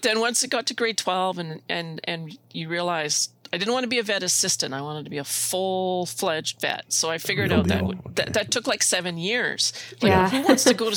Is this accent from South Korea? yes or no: no; Elrose, Saskatchewan, Canada; I grew up in Saskatchewan in a very small town of Elrose